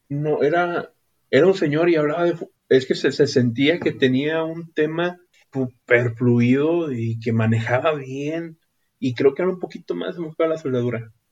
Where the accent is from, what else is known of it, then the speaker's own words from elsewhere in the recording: Ciudad Acuña, Coahuila, Mexico; soy de Ciudad Acuña, en el estado de Coahuila, en el país de México.